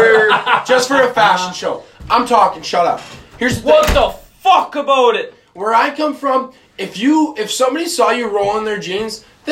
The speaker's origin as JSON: {"language": "English", "region": "Midwest", "country": "United States", "said": "I'm from the Mid. We're all from the Midwest."}